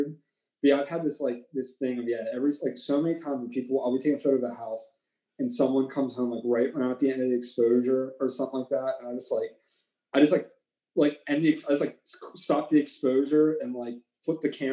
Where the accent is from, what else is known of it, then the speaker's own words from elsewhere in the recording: Chippewa, United States; where I grew up in Chippewa, we have this town that's like a part of our school district